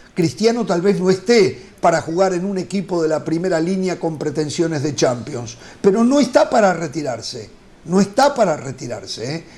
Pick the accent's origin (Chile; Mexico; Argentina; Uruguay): Uruguay; yo como uruguayo